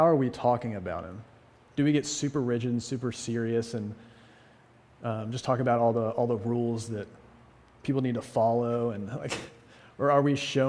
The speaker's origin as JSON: {"language": "English", "region": "the South", "country": "United States", "also_born_or_lived": "New England", "moved": "as an adult", "lives_now": "Amherst, United States", "said": "as a Southerner"}